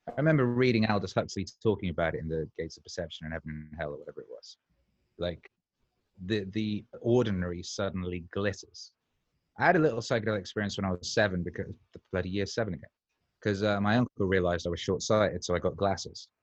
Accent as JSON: {"language": "English", "region": "Wales", "country": "United Kingdom", "tie": "born or raised there", "said": "I was growing up in Wales as well"}